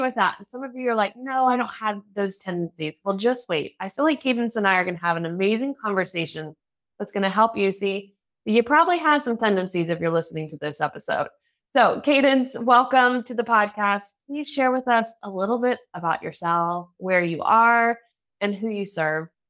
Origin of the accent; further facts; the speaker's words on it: United States; now in Germany; I'm an American living in Germany, though still learning the language